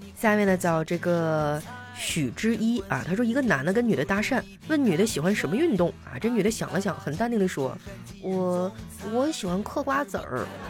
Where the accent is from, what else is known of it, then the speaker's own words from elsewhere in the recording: northern China, China; 就在我们北方呢，那个，呃，猪，猪的蹄子啊，就猪脚，我们这边儿都叫猪蹄儿